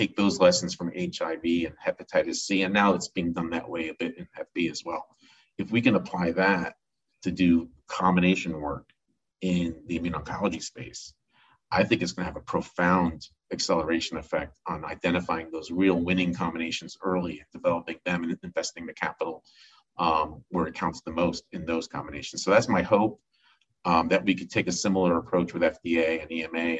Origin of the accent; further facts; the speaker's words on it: New Jersey, United States; now in Pittsburgh, United States; Growing up in New Jersey, as a third grader